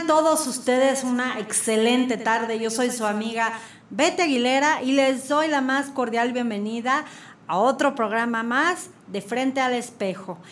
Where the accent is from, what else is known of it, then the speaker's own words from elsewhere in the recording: Querétaro, Mexico; como queretanos